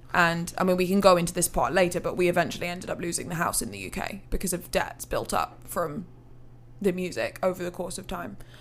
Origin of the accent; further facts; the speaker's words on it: Hereford, West Midlands, United Kingdom; moved away as an adult; now in Nashville, United States; I'm from England, originally. Very small, small, small, small city called Hereford.